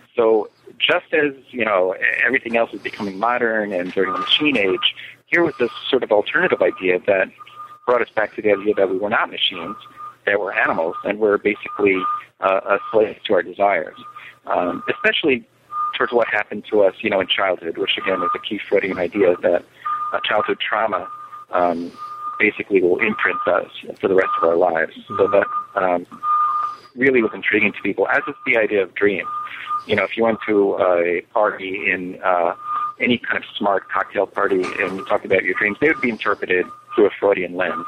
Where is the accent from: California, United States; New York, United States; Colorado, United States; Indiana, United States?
New York, United States; now in Miami, United States; I live um, in Miami most of the year, but I, I, I spend summers in New York City. Um, and I grew up in New York